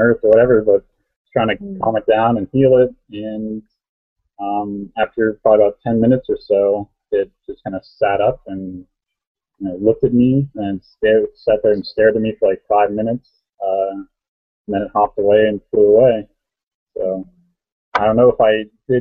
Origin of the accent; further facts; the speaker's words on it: Erie, Pennsylvania, United States; I'm from Erie, Pennsylvania